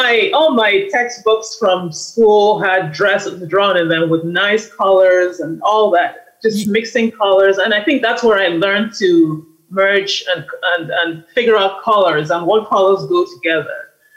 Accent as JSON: {"language": "English", "region": "Lagos", "country": "Nigeria", "tie": "born or raised there", "also_born_or_lived": "Columbus, Ohio / Cameroon", "moved": "yes", "lives_now": "California, United States", "said": "I grew up primarily in Lagos, Nigeria. Lagos is like the New York City of Africa, I would say, of Africa. It's very fast."}